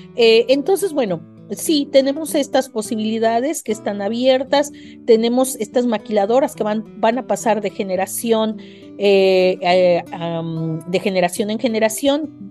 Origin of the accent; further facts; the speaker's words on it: Mexico City, Mexico; moved away as an adult; now in Tijuana, Mexico; yo soy de la Ciudad de México, me vine a estudiar aquí eh, una maestría